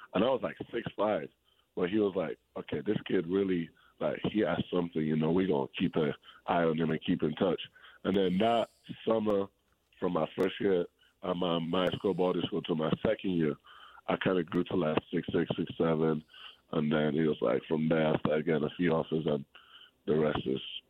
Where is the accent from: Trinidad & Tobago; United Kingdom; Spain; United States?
Spain; English is a second language; So I was born in Spain, right? And in Spain, basketball is a little bit, it's more bigger than in England, how big it is in England. So when I was growing up, when I was a kid